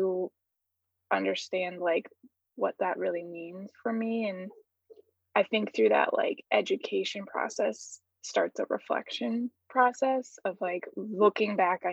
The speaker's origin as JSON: {"language": "English", "town": "Flint", "region": "Michigan", "country": "United States", "tie": "born or raised there", "also_born_or_lived": "Cleveland, Ohio", "moved": "yes", "lives_now": "Athens, Georgia, United States", "said": "I was born and raised in Flint, Michigan, but also lived in Cleveland, Ohio for a good part of my life"}